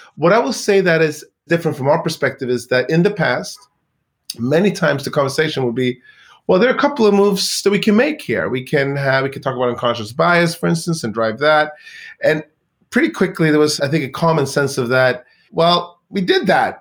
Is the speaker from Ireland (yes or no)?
no; Sweden; moved away; I grew up in Sweden in a town